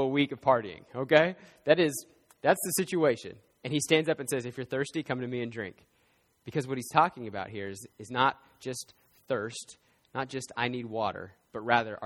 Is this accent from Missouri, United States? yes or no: no; Oklahoma, United States; I'm from Oklahoma